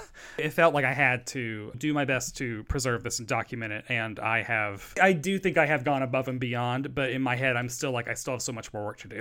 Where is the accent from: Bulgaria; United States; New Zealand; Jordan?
United States; the South; I come from the South